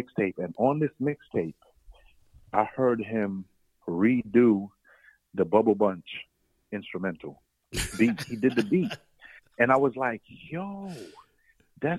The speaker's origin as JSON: {"language": "English", "town": "New York City", "region": "New York", "country": "United States", "tie": "born or raised there", "said": "So I grew up in Flatbush, Brooklyn"}